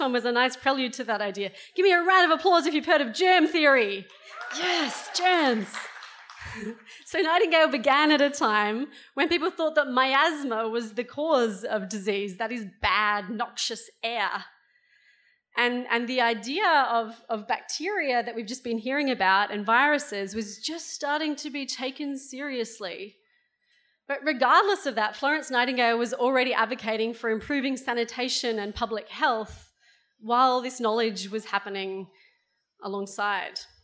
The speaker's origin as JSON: {"language": "English", "region": "South Australia", "country": "Australia", "tie": "born or raised there", "moved": "yes", "said": "I grew up in South Australia"}